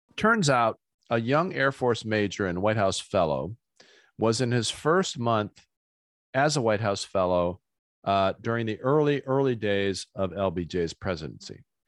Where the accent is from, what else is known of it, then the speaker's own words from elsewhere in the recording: Ohio, United States; I grew up in Ohio